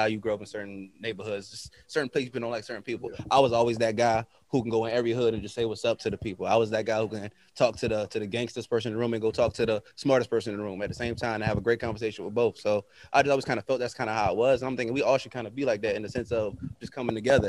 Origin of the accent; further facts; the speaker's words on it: Virginia Beach, Virginia, United States; I am from Virginia Beach, Virginia.